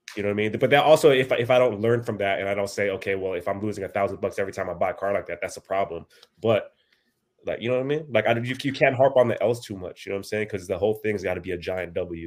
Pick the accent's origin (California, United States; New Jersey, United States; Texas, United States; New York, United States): California, United States; Bay Area; also born or lived in Philippines; I was born in the Philippines, uh, and then we came here, uh, when I was pretty young, uh, and I've pretty much spent my whole life here in the Bay Area, California